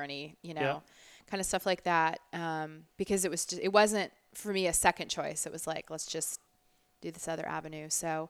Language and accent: English; Orlando, Florida, United States; born or raised there; now in Orange County, United States